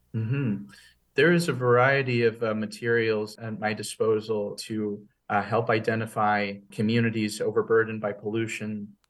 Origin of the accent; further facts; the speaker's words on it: West Hartford, Connecticut, United States; I grew up in West Hartford